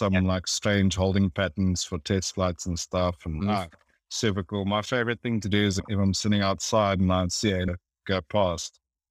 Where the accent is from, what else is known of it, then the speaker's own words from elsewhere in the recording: South Africa; I'm South African